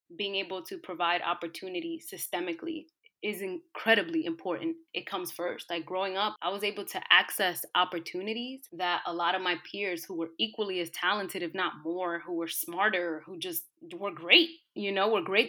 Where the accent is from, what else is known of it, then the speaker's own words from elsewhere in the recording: New York City, New York, United States; I grew up in New York City in a low-income, disenfranchised community